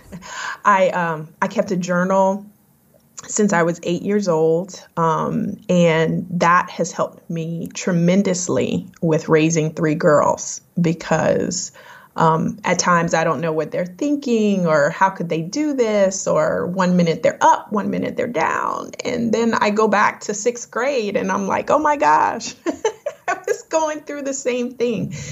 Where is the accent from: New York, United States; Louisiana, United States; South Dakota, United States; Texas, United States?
Louisiana, United States; Lafayette; now in North Carolina, United States; I was um, born and raised in Lafayette, Louisiana.